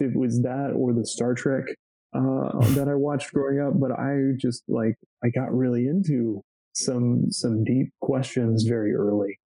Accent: Georgetown, Texas, United States; also born or lived in Austin; I grew up in Georgetown, which is a little north of Austin, little suburb

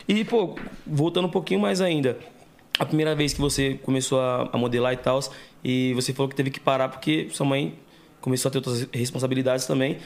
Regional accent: Santo André, São Paulo, Brazil; eu sou de Santo André

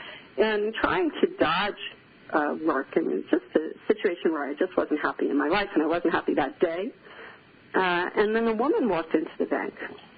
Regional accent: New York City, New York, United States; first language English; now in France; a kid growing up in the Bronx. That's where I grew up in the 60s and 70s

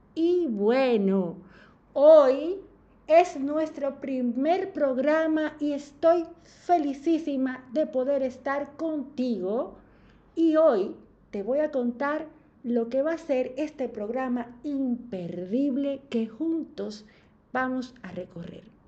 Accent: Dominican Republic; moved away as an adult; now in Argentina; una dominicana en Argentina

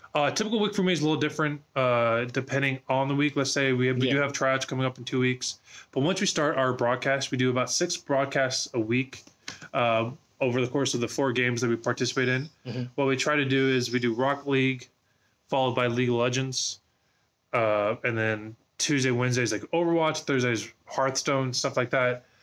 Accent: Orange County, California, United States; moved away as an adult; now in Boise, United States; I was born in Orange County, California, hmm. which, uh, if you're not familiar with, it's in Southern California

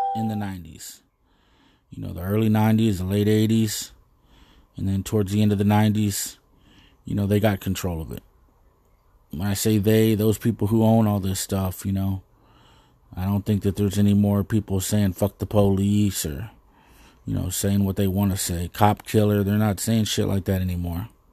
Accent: United States; as an American

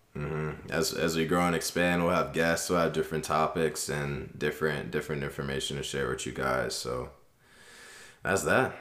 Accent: Maryland, United States; also born or lived in California / New Jersey / New York; born in Cali, moved around to New Jersey, New York area for a little bit, and then moved to Maryland when I was seven

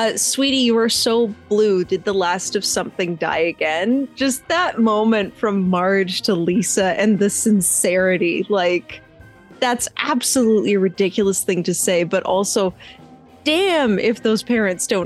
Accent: Canada; we're Canadian

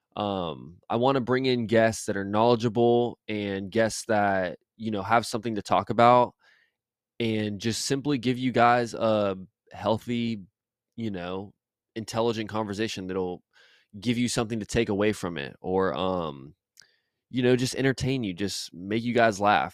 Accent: Jacksonville, Florida, United States; born and raised in Jacksonville my whole life, Jacksonville, Florida, shout out Duval

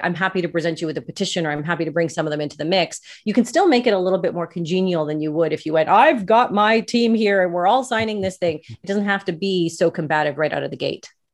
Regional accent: Canada; I'm Canadian.

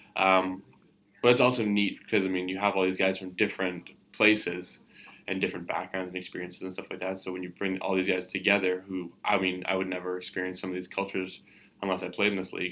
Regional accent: Canada

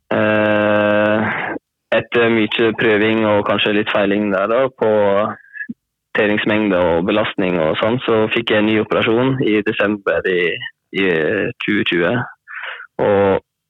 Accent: Hornindal, Møre og Romsdal, Norway; jeg er fra håndballen, eller Hornindal som det heter. Som ligger i Volda kommune nå.

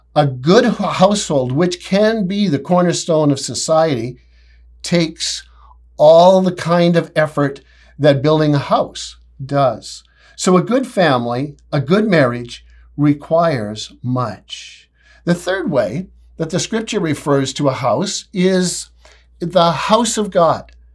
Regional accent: Canada; I'm so proud to be a Canadian

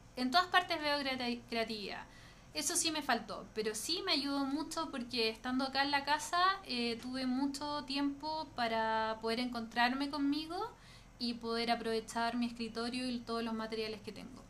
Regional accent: Puerto Varas, Los Lagos, Chile; moved away as an adult; now in Santiago, Chile; soy de Puerto Vara

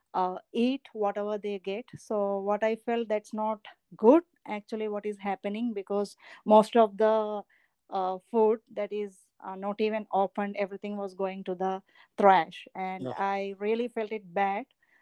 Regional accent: India; moved away as an adult; now in Williamsburg County, South Carolina, United States; I am not from here. I am from Asia. I am from India

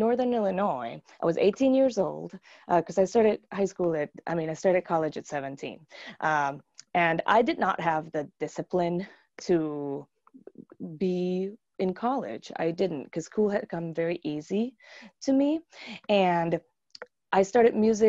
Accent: Aibonito, Puerto Rico; moved away as an adult; also born or lived in Arecibo, Puerto Rico; now in United States; I grew up in Puerto Rico

